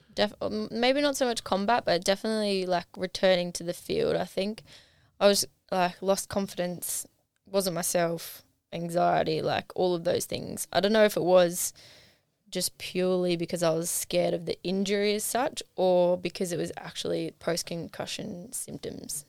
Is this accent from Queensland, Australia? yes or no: no; Hawkesbury, Blue Mountains, New South Wales, Australia; now in Newcastle, Australia; I hail from the Blue Mountains, the Hawkesbury